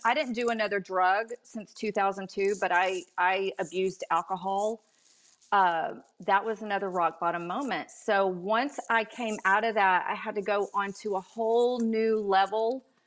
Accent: Dallas, Texas, United States; moved away; I grew up in Texas

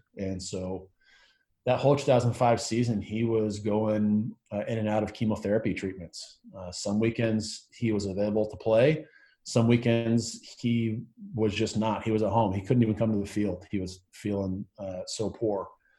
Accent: Southern California, United States; growing up in Southern California

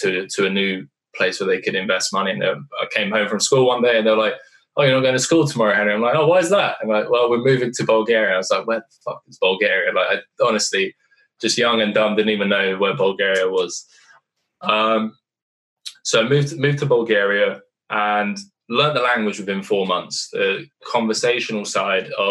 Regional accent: United Kingdom; moved away; also born or lived in Eastern Europe; I'm a British guy in Eastern Europe

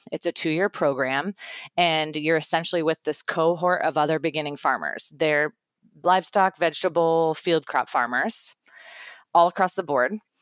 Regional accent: Iowa, United States; I'm from Iowa

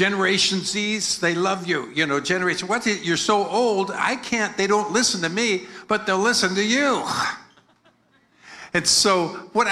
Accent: United States; accent: American; my American accent

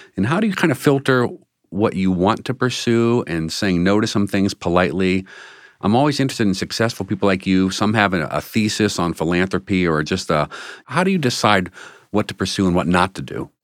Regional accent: Washington, District of Columbia, United States; now in Cleveland, United States; I grew up in Washington, D C

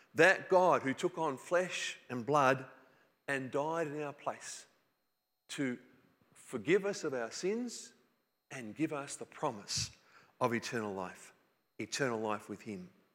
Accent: New South Wales, Australia; I grew up in New South Wales

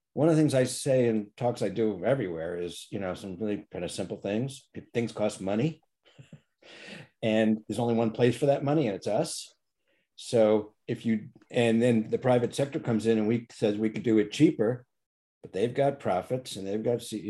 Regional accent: East Coast, United States; I grew up on the East Coast

